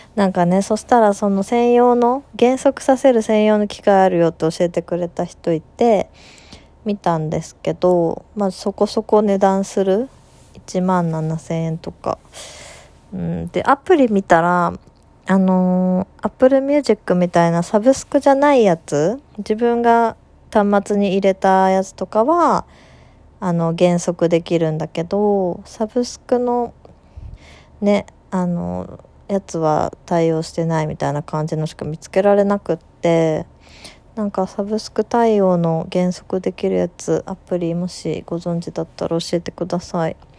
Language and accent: Japanese; Aichi, Japan; 愛知のど田舎出身なんですけど